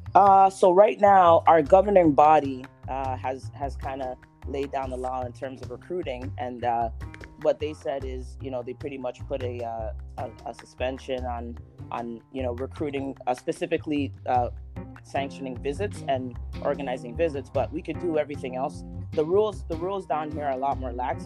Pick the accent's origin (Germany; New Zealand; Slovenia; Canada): Canada; Toronto, Ontario; moved away as an adult; also born or lived in Florida / Texas; now in Halifax, Canada; I'm from Toronto, Canada